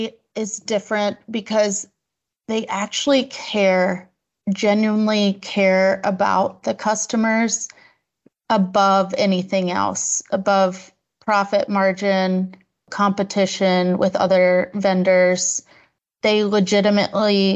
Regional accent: Virginia Beach, Virginia, United States; also born or lived in San Diego; I'm from Virginia Beach, Virginia.

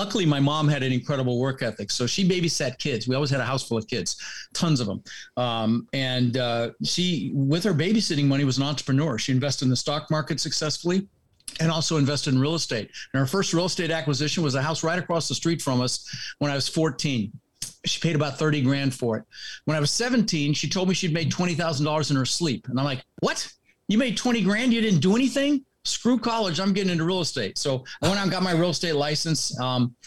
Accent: Denver, Colorado, United States; also born or lived in Netherlands; Ended up in Denver, Colorado

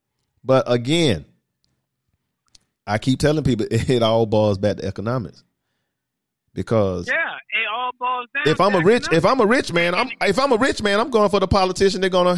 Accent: Atlanta, Georgia, United States; And I'm from Atlanta. I'm from Atlanta Public School too. I went to Archer High.

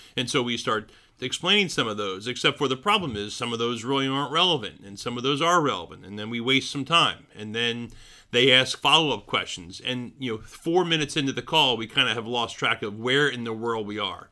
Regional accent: Philadelphia, Pennsylvania, United States; moved away; my hometown, City of Brotherly Love

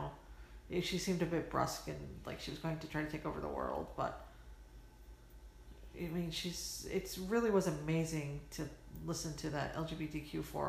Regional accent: Midwest, United States; And I'm from the Midwest and I'm not going to offend...

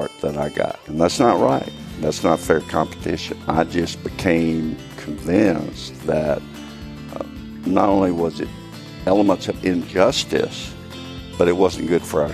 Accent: Texas, United States; I've been blessed to be born and raised in Texas

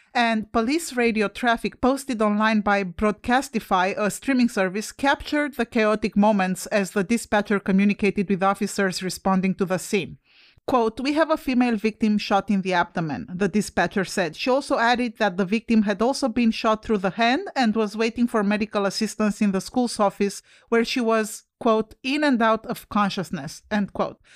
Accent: Romania; moved away; I'm Romanian. I come from Europe where we don't have guns

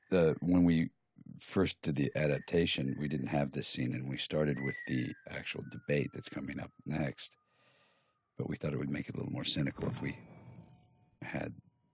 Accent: Cincinnati, Ohio, United States; my hometown, basically, of Cincinnati, Ohio.

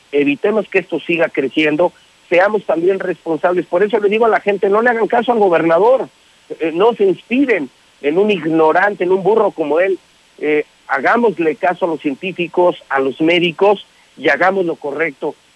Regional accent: Mexico; somos mexicanos

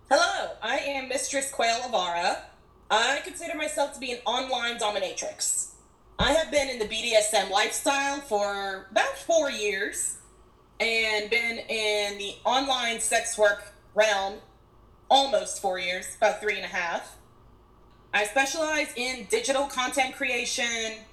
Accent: Georgia, United States; You're spot on. I'm in Georgia.

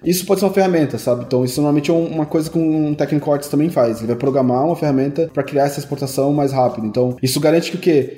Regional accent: Brazil; moved away; como brasileiro

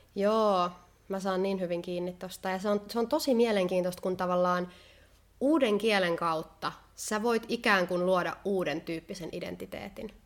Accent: Finland; now in Spain; mä oon kotoisin Suomesta

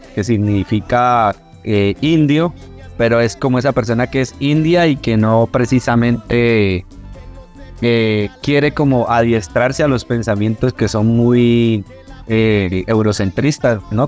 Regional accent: Popayán, Cauca, Colombia; now in Bogotá, Colombia; como pueblerino pues de, Popayán

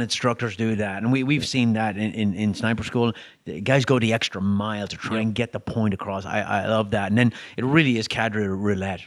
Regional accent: Ireland; moved away; I'm European, right? I grew up in Ireland

